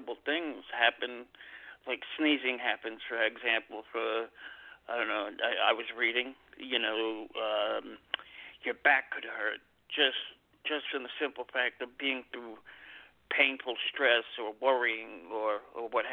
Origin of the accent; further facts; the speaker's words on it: New York City, New York, United States; my hometown